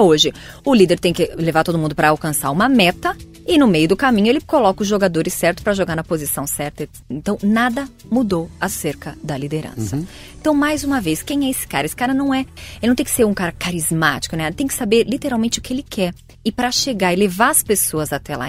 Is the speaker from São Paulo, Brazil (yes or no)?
yes; Santo André, São Paulo, Brazil; eu venho de Santo André, sou do ABC Paulista